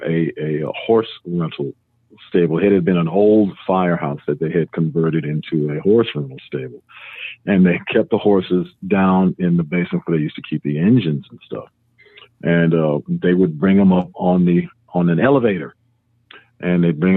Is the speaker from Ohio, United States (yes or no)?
yes; Cleveland, Ohio, United States; moved away; I was born and raised in Cleveland, Ohio